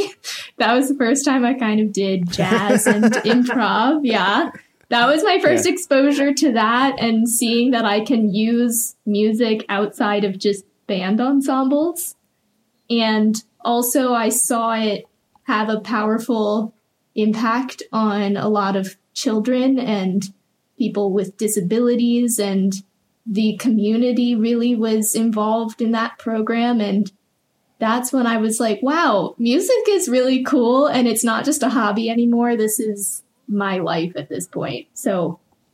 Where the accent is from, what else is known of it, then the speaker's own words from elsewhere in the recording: Richmond, Virginia, United States; I grew up in Richmond and was there for my entire life up until college, specifically Henrico County that entire time